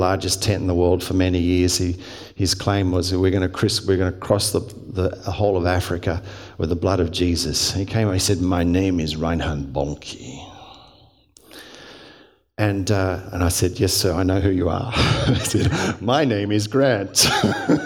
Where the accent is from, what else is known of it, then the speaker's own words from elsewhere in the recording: Hurstville, New South Wales, Australia; I grew up in the Salvation Army. And Salvation Army, once a month we'd march into the streets of Hurstville Corps I belonged